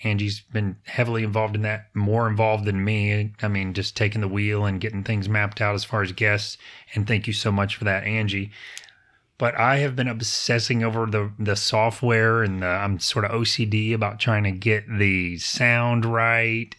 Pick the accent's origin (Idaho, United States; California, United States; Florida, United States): Florida, United States; Apopka; Apopka is my hometown